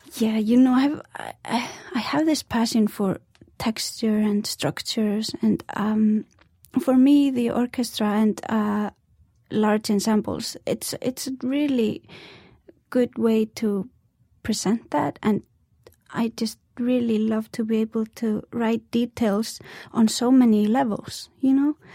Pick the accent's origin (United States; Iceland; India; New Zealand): Iceland; when I'm far away from Iceland, the elements in Iceland influence me a lot as well. In the winter, it's you know, you go to work when it's dark